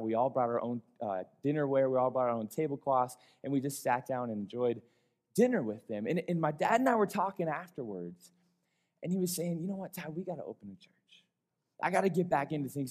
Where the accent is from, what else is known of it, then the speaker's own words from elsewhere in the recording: Colorado, United States; I was born and raised here in Colorado